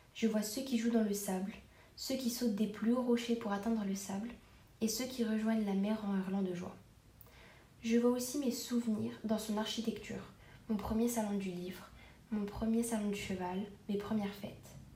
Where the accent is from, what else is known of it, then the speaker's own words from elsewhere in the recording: El Jadida, Casablanca-Settat, Morocco; J'ai passé mon enfance à El Jadida